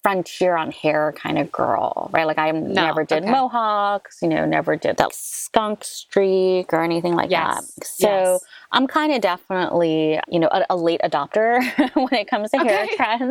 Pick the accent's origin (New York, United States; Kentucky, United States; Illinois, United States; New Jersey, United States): New York, United States; New York City; I was raised in Manhattan near Columbia University